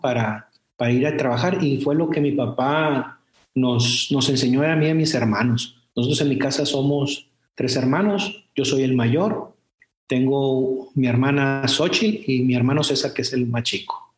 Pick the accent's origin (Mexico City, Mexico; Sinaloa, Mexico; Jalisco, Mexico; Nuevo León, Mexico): Sinaloa, Mexico; Culiacán; moved away as an adult; also born or lived in Compostela, Nayarit; Yo soy eh, una persona que nació en Culiacán, soy, soy culichi, orgulloso, soy tomatero de Culiacán